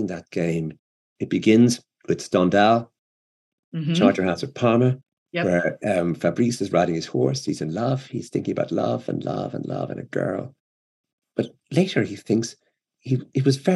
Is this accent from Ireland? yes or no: yes; Ireland; I'm an Irish writer